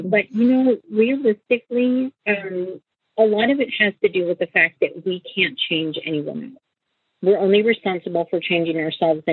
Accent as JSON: {"language": "English", "region": "Washington", "country": "United States", "tie": "born or raised there", "also_born_or_lived": "Vancouver, Washington", "said": "I grew up in Cairns, Washington, and I live in Vancouver, Washington currently"}